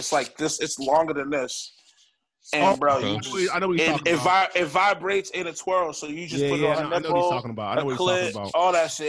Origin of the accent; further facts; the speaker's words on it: Roxbury, Massachusetts, United States; I'm from Roxbury, bro.